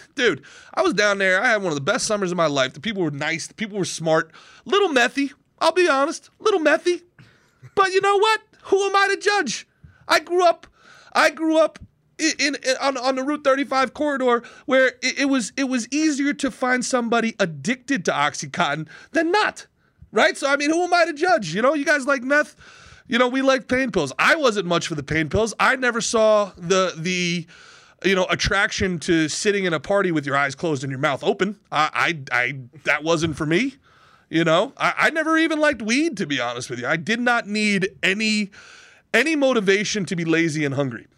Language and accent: English; Old Bridge, New Jersey, United States; also born or lived in Brooklyn, New York; my family moved out of Brooklyn when I was young, like everybody else, and we, and I grew up in a town called Old Bridge, New Jersey